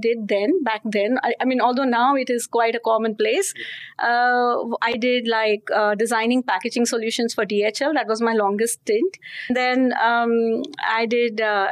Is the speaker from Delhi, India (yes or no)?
no; Mumbai, Maharashtra, India; I was born in Mumbai. So I'm a Mumbaikar, as we call ourselves